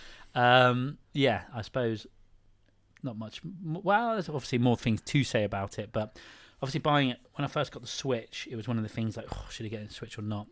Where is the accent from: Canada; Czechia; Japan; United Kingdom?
United Kingdom; Praa Sands, South West England; growing up in Prahl Sands in Cornwall